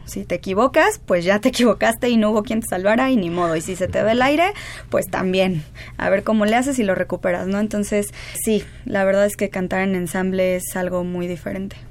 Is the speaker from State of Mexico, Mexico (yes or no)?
no; Mexico City, Mexico; Yo soy de aquí del DF.